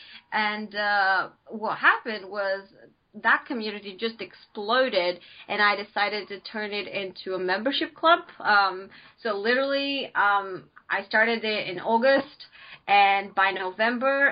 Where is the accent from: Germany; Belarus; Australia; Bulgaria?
Bulgaria; moved away as an adult; now in United Kingdom; I am originally from Bulgaria. I came to the UK to study over 6 years ago.